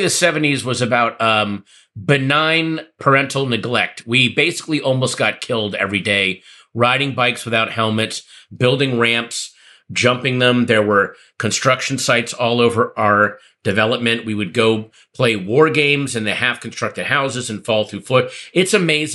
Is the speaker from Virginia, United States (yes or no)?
yes; Northern Virginia, United States; I grew up in the bland suburbs of Northern Virginia